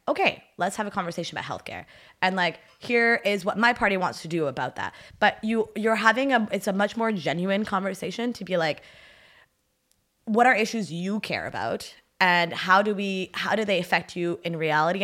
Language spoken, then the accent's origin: English; Ottawa, Ontario, Canada; first language French; English is a second language; also born or lived in Haiti; je viens d'Ottawa